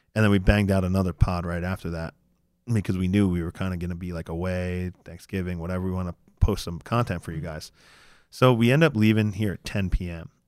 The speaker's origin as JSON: {"language": "English", "country": "United States", "said": "we're American"}